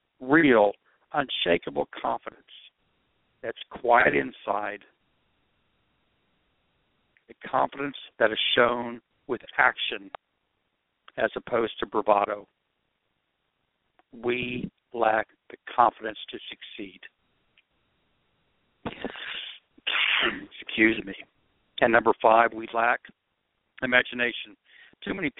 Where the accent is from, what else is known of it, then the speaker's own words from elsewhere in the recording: Oklahoma, United States; I'm being from Oklahoma